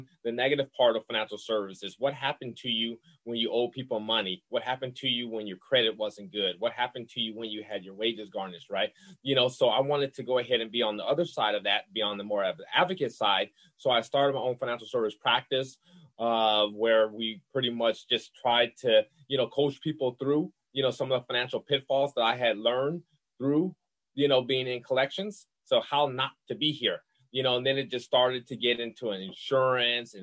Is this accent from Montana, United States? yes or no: no; New Orleans, Louisiana, United States; I'm from New Orleans, Louisiana. I'm a Southern boy